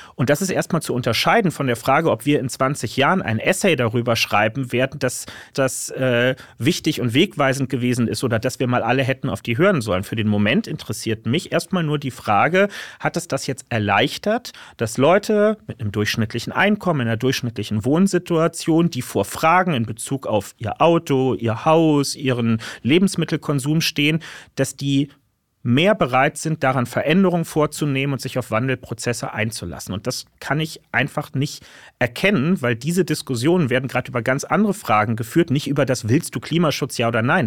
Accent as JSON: {"language": "German", "region": "Berlin", "country": "Germany", "tie": "born or raised there", "said": "hier in meiner Heimatstadt Berlin"}